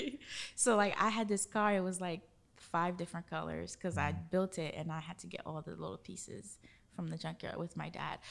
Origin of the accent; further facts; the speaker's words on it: Haiti; now in Orlando, United States; growing up in Haiti and going to my grandmother's house